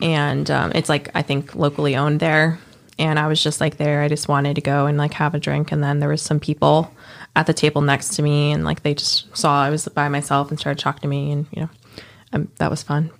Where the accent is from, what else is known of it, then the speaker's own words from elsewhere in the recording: New Jersey, United States; moved away; also born or lived in Memphis; I grew up in New Jersey, but we no longer have, like, none of our family lives there anymore